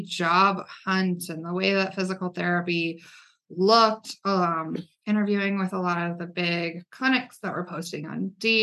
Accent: Gypsum, Colorado, United States; also born or lived in Florida; I spent most of my life growing up in Colorado, grew up in the mountains in Gypsum, Colorado

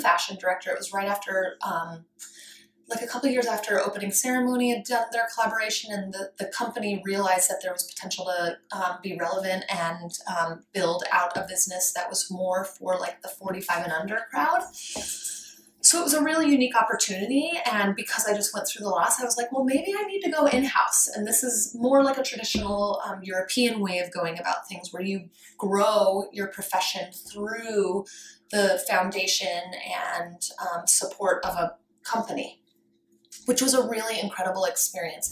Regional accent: Colorado, United States; I grew up rurally in Colorado

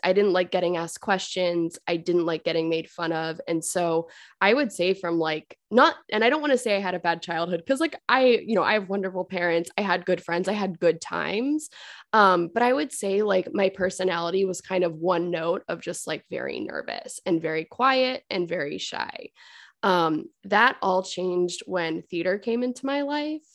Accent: Fairfield, Connecticut, United States; I grew up in Fairfield, Connecticut

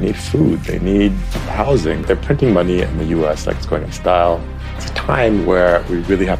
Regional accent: Cleveland, Ohio, United States; also born or lived in Marco Island; now in Ghana; I was born in Cleveland, Ohio.

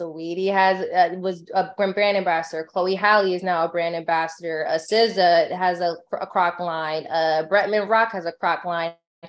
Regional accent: California, United States; I'm big in California because I'm from California and that's where I'm at.

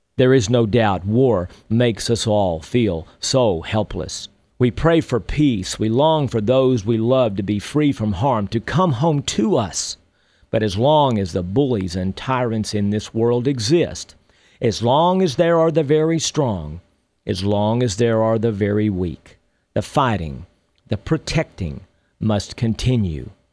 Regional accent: Texas, United States; When I was a young boy growing up in Texas

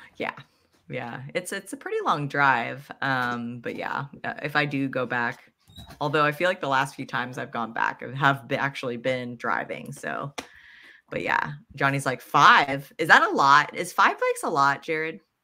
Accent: Pennsylvania, United States; I grew up in Pennsylvania that's where I learned a mountain bike too

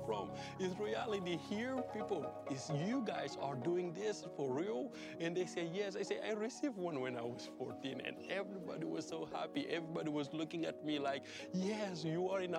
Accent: Senegal; born or raised there

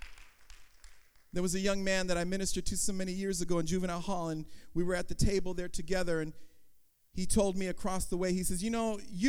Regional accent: Oakland, California, United States; also born or lived in San Francisco; I was born in Oakland in 1965

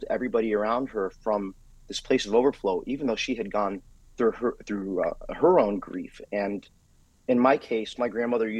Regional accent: South Florida, United States; I grew up here in South Florida

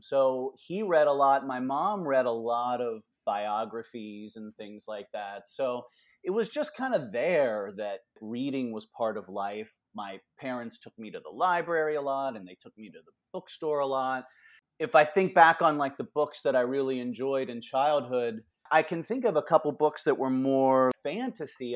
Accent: Cincinnati, Ohio, United States; now in Bowling Green, United States; I grew up in Cincinnati, so not terribly far away

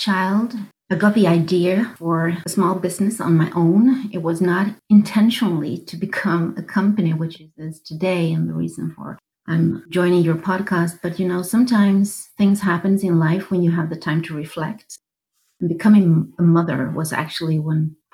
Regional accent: southern Sweden, Sweden; moved away as an adult; also born or lived in Stockholm, Sweden; I'm a woman from Sweden. I'm in my 50s. I was born in the south of Sweden. I was moving up to Stockholm in my 20s

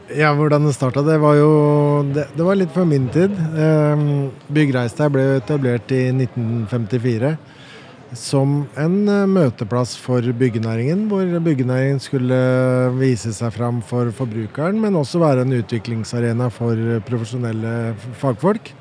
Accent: Oslo, Norway; jeg har vokst opp på Nordstrand

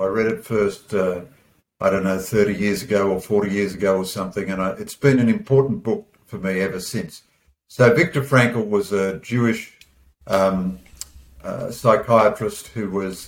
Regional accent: Australia; as an Aussie bloke

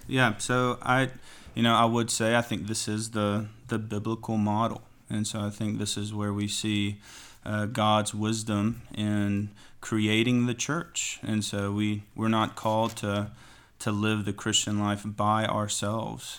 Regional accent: Athens, Tennessee, United States; now in Knoxville, United States; Grew up in Athens, Tennessee, where we just planted the church. So I was born here in Knoxville, and then, uh, went down there for the rest of my life

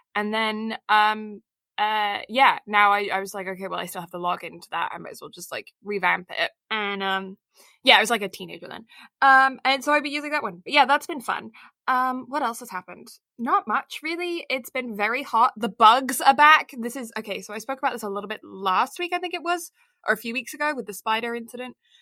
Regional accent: Kent, South East England, United Kingdom; I am a maid of Kent.

